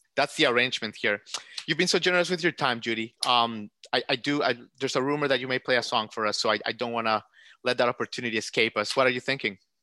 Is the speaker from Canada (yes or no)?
no; United States; as an American